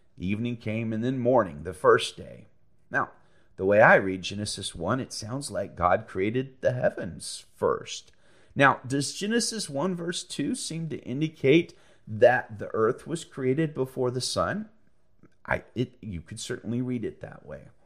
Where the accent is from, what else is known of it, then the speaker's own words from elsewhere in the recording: Alabama, United States; I'm from Alabama